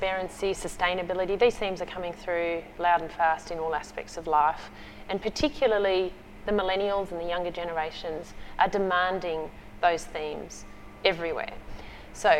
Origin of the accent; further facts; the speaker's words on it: Australia; as an Australian